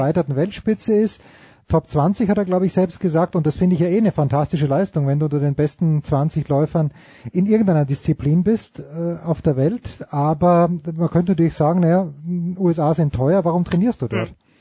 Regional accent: Austria; als Österreicher

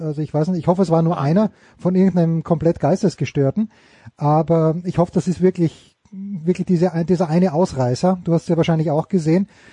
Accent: Austria; für mich als Österreicher

